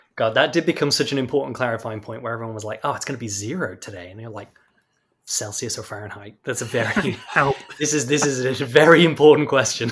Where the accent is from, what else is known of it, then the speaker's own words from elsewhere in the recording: United Kingdom; now in Texas, United States; I am from the UK